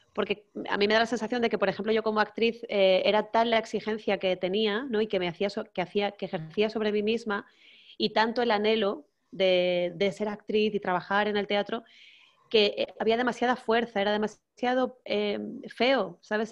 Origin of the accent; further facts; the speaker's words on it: Canary Islands, Spain; no soy mallorquina, yo soy canaria